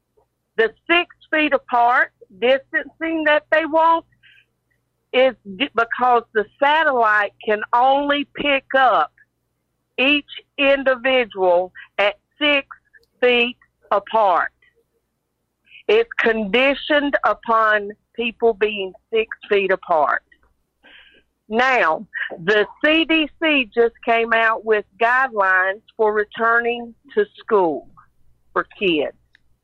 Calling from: Myrtle Beach, South Carolina, United States; I'm calling from Myrtle Beach, South Carolina.

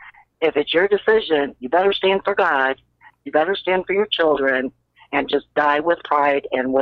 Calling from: Indiana, United States; I'm in Indiana.

